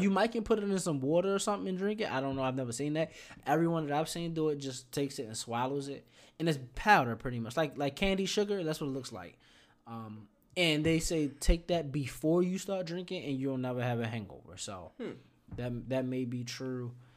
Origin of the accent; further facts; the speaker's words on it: Baltimore, Maryland, United States; moved away; I'm from Baltimore